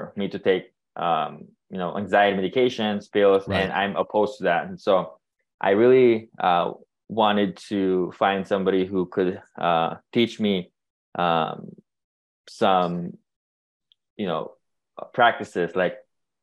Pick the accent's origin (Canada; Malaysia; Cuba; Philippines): Philippines; moved away; I'm born and raised in the Philippines, and I was raised in a culture that, lacked awareness about mental health